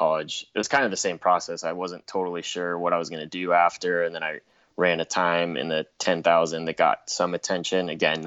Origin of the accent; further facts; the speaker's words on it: Southern California, United States; I'm from Southern California